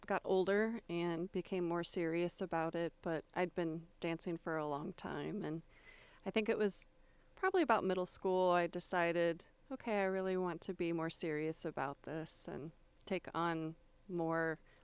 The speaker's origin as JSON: {"language": "English", "region": "Florida", "country": "United States", "tie": "born or raised there", "also_born_or_lived": "Texas", "said": "And so I mainly say that I grew up in Florida. I didn't come from a military family, but I did move around a lot."}